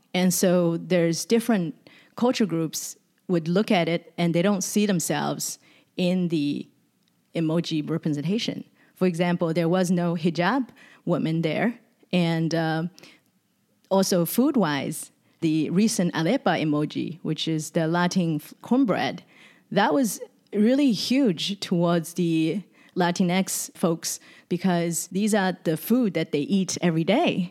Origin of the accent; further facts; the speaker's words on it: Shanghai, China; also born or lived in Sydney, Australia; now in San Francisco, United States; visiting Shanghai, which is my hometown, in two thousand seventeen